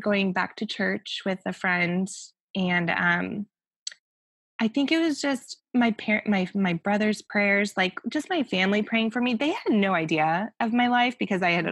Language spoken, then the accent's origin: English; Denver, Colorado, United States; moved away as an adult; also born or lived in Orange County / Newport Beach; now in Los Angeles, United States; I grew up technically, yeah, in Denver. So I left right out of high school